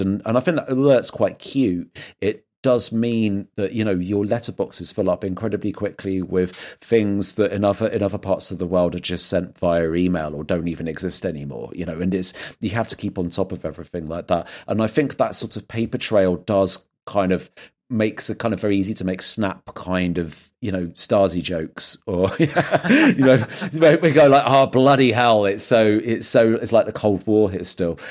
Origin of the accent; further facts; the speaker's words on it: England, United Kingdom; moved away as an adult; also born or lived in London; now in Berlin, Germany; I'm like an English guy that's just moved to a city